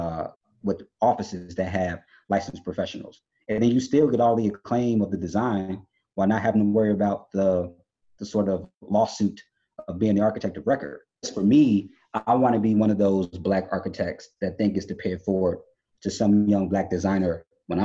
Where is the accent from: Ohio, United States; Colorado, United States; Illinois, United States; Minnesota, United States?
Illinois, United States; Chicago; I'm from Chicago. I live down the street from Frank Lloyd Wright's homes